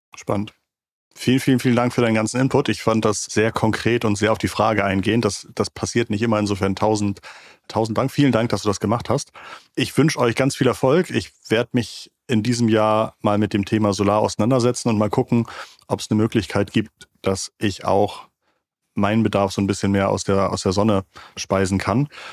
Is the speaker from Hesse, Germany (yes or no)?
no; Schleswig-Holstein, Germany; Ich komme aus Schleswig-Holstein, ich komme vom Dorf